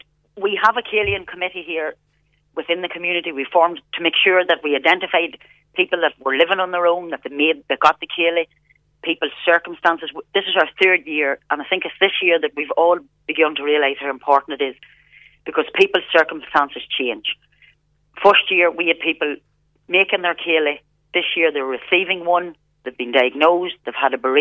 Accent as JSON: {"language": "English", "town": "Scotchtown", "region": "County Monaghan", "country": "Ireland", "tie": "born or raised there", "said": "where we grew up here in North Monaghan, I come from Scotchtown in County Monaghan."}